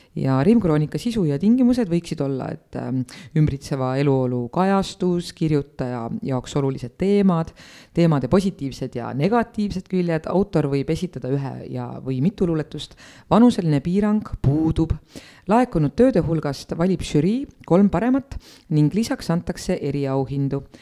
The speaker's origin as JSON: {"language": "Estonian", "country": "Estonia", "tie": "born or raised there", "said": "ma olen sündinud Eesti riiki"}